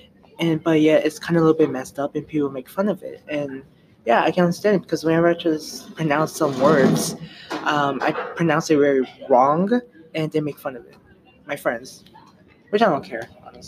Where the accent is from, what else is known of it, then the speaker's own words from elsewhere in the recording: United States; I have problem speaking language in Spanish and English. I was born in America